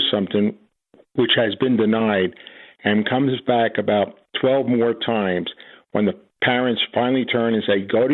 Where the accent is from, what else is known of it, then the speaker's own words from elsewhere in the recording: New Jersey, United States; now in Colorado, United States; I'm from New Jersey